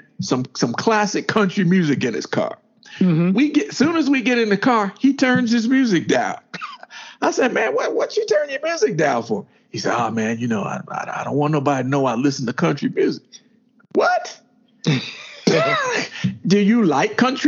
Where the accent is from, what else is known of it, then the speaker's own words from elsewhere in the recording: the South, United States; we grew up in the South